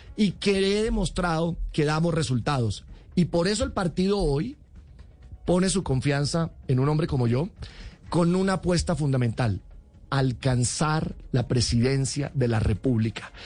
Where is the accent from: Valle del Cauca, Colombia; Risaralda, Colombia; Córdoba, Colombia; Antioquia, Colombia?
Córdoba, Colombia; Cereté; moved away as an adult; also born or lived in Bogotá; Yo soy un colombiano que viene de un pequeño municipio del Caribe, Cereté